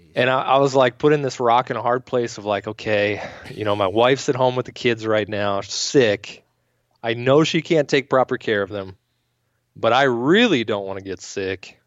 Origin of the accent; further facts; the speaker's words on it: Maryland, United States; moved away; back home where I grew up in Maryland